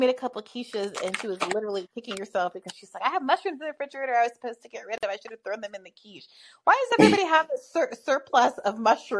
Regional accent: Kenya; moved away; when we were growing up in Kenya

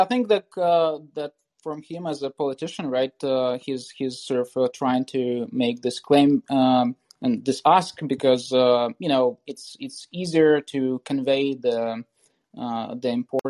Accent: Nizhyn, Chernihiv Oblast, Ukraine; now in San Francisco, United States; So I'm in near Chernihiv. It's Nizhyn, is my hometown.

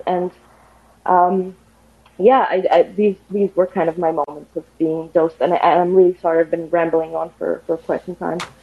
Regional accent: Egypt; moved away as an adult; now in Vienna, Austria; I am calling actually from Vienna, uh, but I'm originally actually from Egypt. I am just here to do my master's

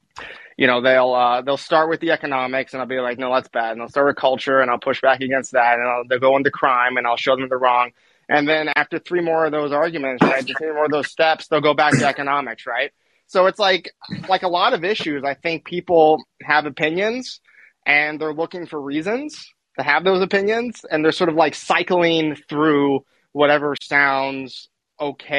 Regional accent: California, United States; I grew up in California

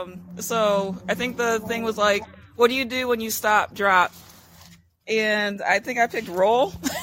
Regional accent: Michigan, United States; No, I'm from Michigan.

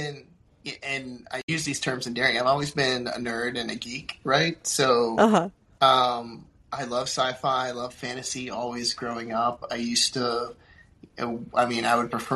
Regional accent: Florida, United States; also born or lived in Puerto Rico; I grew up in Florida

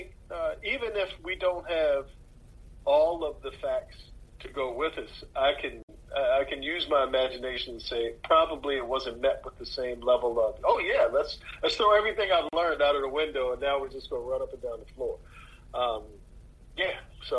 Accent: Maryland, United States; I'm from Maryland, and I can tell Maryland accents

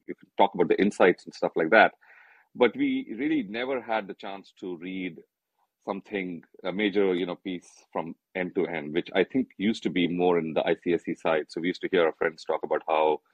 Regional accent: North India, India; I grew up in North India, so I was very fluent in speaking Hindi

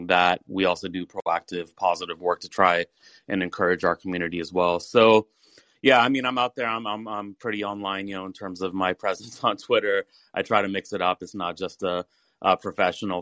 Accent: Atlanta, Georgia, United States; my background is that I grew up in Atlanta, Georgia

